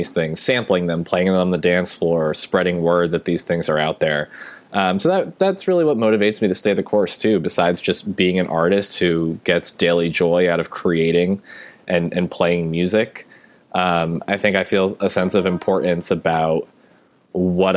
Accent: Boston, Massachusetts, United States; I'm from Boston

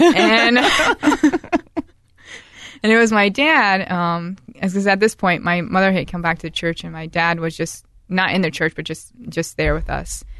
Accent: Newark, Ohio, United States; also born or lived in Saint Louisville, Ohio; I was born in Newark, Ohio

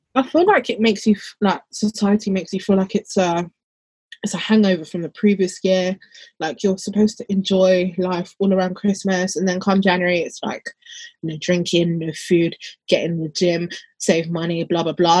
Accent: London, United Kingdom; I'm more from London

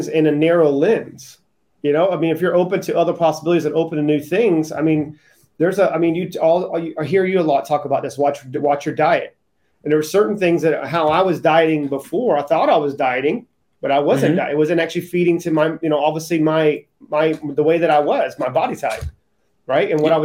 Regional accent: Charleston, South Carolina, United States; I grew up in Charleston, South Carolina

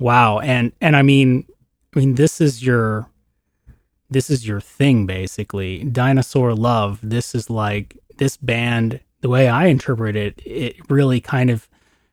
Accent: Canada; I'm a Canadian

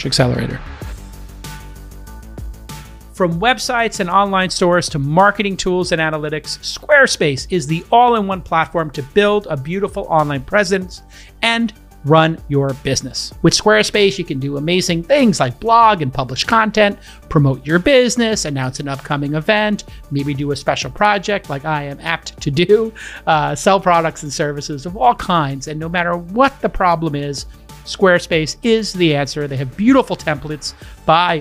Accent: New York, United States; New York, my hometown

